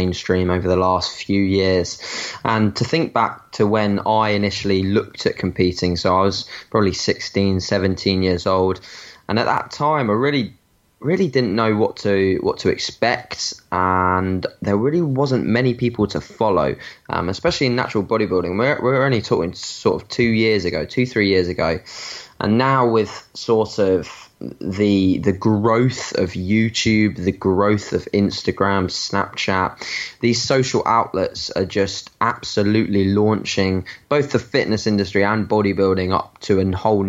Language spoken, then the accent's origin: English; Brighton, South East England, United Kingdom; I'm from Brighton in the UK